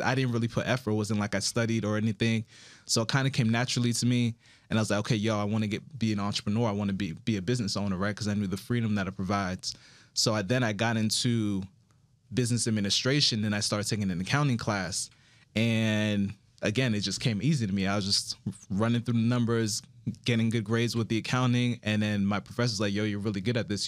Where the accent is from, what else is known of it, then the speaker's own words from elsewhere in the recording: Miami, Florida, United States; also born or lived in Broward County, Florida; I'm originally from South Florida, Miami, Florida, specifically, and my parents are Haitian